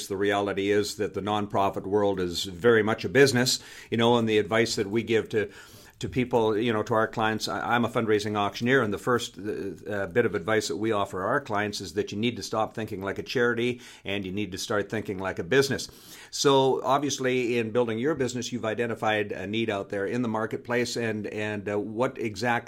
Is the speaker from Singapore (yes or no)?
no; Canada; I'm from Canada